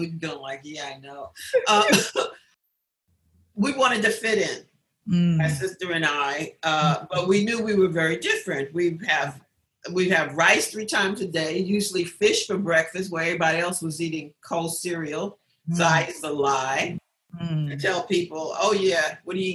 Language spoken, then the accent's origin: English; New York City, New York, United States; I grew up in Queensbridge Projects.